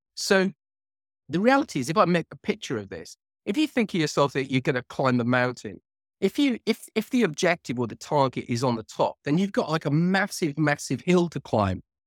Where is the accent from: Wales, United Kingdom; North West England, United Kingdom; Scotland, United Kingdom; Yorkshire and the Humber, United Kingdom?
Wales, United Kingdom; Cardiff; now in near London, United Kingdom; I'm originally from Cardiff, which is the capital of Wales